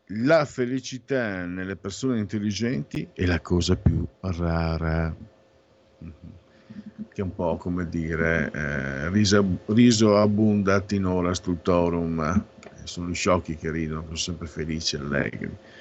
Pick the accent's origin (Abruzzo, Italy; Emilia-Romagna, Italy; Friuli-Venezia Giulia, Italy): Friuli-Venezia Giulia, Italy; vengo a Friuli, Friuli Veneto